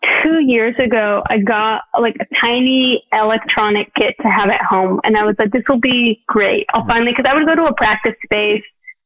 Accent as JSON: {"language": "English", "town": "Scottsdale", "region": "Arizona", "country": "United States", "tie": "born or raised there", "said": "I grew up in Scottsdale."}